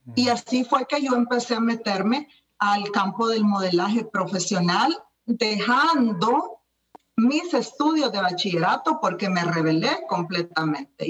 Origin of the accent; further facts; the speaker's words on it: El Salvador; now in United States; yo soy salvadoreña. Estoy en los Estados Unidos ahora, pero yo nací en El Salvador